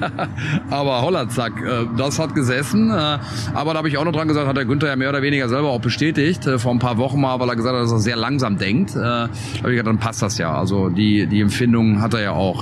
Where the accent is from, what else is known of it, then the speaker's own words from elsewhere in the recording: Germany; wir kommen aus Deutschland